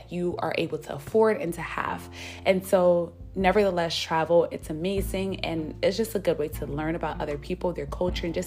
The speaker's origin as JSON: {"language": "English", "country": "United States", "said": "as an American"}